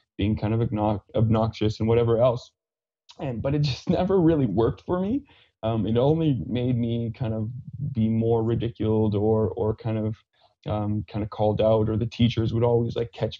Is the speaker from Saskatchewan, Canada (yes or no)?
yes; Saskatchewan, Canada; accent: Fransaskois; first language French; English is a second language; now in Calgary, Canada; I grew up on a small farm half an hour east of Saskatoon in Saskatchewan, and grew up very sheltered, and speaking French is my first language.